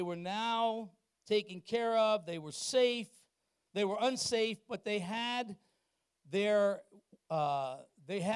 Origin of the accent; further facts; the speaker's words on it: Wilmington, Delaware, United States; They closed the interstate in my hometown. Interstate 95 goes straight up the east coast. In Wilmington, Delaware